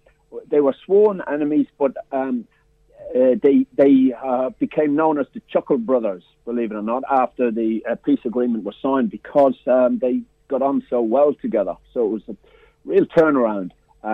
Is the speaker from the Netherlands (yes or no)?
no; Ireland; now in Australia; when I was growing up in Ireland